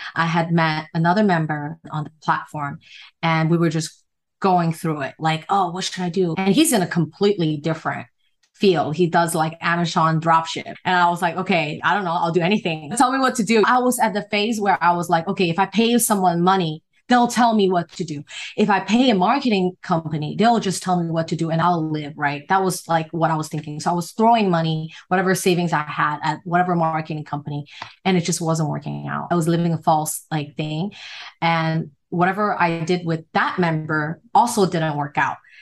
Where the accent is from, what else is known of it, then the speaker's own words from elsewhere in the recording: Hong Kong; moved away; also born or lived in United States; I'm from Hong Kong and people in Hong Kong, like they move very fast and the kids are very just street smart